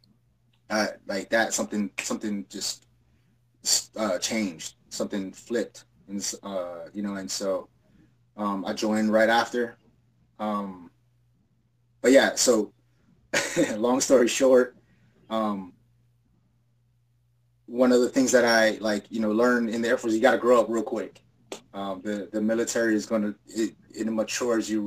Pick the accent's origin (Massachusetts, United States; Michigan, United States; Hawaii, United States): Hawaii, United States; moved away as an adult; I'm an island boy, so, I come from Hawaii.